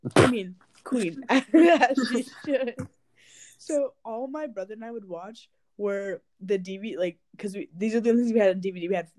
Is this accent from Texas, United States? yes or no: no; Hawaii, United States; growing up in Hawaii